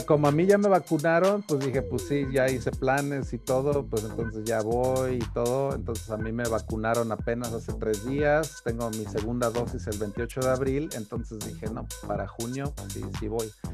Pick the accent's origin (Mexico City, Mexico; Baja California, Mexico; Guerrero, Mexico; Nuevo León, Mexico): Guerrero, Mexico; Taxco; now in United States; soy de Tasco, también de una ciudad muy minera, muy platera